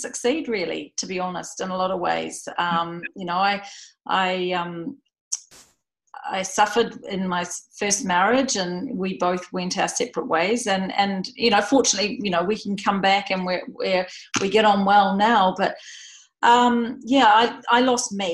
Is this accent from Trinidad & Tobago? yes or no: no; New Zealand; moved away as an adult; now in Jacksonville, United States; I'm actually a New Zealander, but I'm living here in Florida at the moment